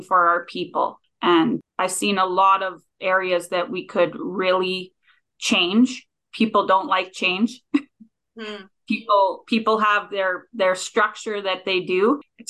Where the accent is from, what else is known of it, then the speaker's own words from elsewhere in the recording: Gillam, Manitoba, Canada; I grew up north in Gila, Manitoba